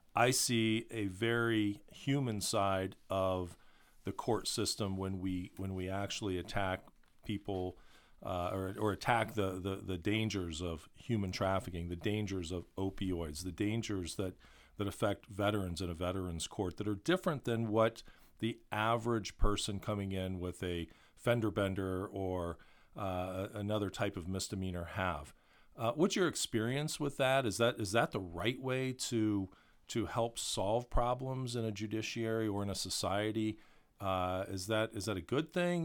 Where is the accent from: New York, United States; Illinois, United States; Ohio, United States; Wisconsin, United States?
Ohio, United States; Columbus; a lot of kids growing up in Columbus